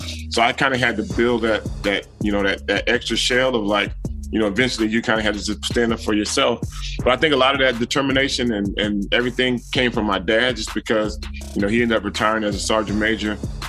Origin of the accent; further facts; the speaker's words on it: Alabama, United States; also born or lived in Frankfurt, Germany / El Paso / Fort Knox, Kentucky; I was born in Frankfurt, Germany. And we moved from Frankfurt. I lived there for 2 years. We moved to El Paso for 3 years. Back to Germany for 3 years. Fort Knox, Kentucky for 3 years. Back to Germany for 3 years. And finally to Alabama.